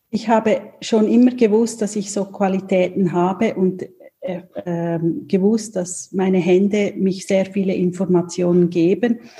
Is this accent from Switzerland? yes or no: yes; Switzerland; ich komme aus der Schweiz, also in der Nähe von Basel wohne ich mit meiner Familie